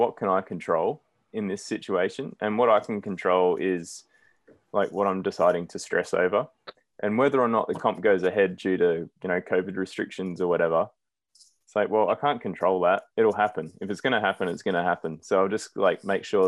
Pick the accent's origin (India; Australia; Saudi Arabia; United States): Australia; Brisbane, Queensland; moved away as an adult; now in Blue Mountains, Australia; as a kid growing up in Brizzy